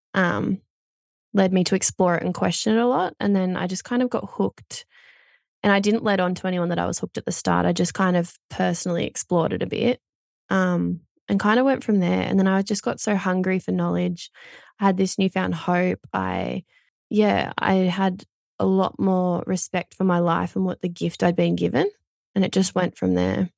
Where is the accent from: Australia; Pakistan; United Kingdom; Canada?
Australia; Port Macquarie, New South Wales; I grew up in a little town called Bonny Hills, just out of Port Macquarie, um, in New South Wales on the beach